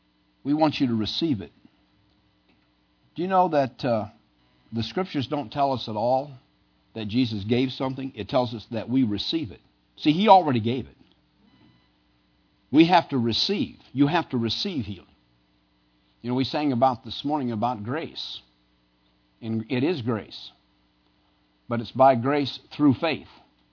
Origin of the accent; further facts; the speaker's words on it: Midwest, United States; now in Pennsylvania, United States; Now, Pennsylvania is a little different. I came from the Midwest. Cold doesn't stop anything.